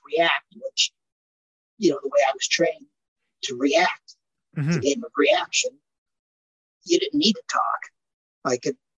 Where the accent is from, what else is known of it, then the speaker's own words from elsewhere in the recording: Portland, United States; I didn't even realize I'm from Portland.